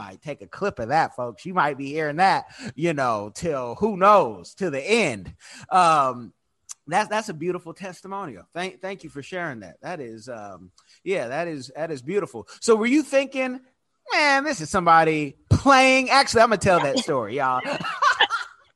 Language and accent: English; Oakland, California, United States; now in Seattle, United States; I'm from Oakland, but... Well, you know, I'm from the Bay Area, California.